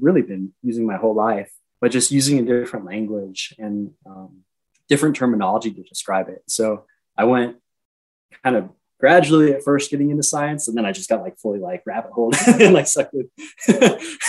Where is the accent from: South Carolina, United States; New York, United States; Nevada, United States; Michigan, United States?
Nevada, United States; Reno; I'm from Reno